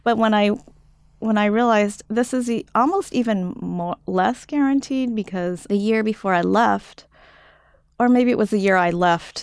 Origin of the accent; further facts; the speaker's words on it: United States; also born or lived in Japan; I'm from the U, United States